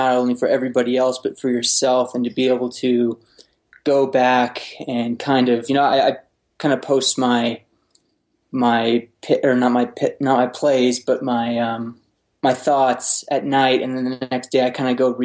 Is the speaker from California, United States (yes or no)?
yes; Bay Area, California, United States; I grew up in the Bay Area.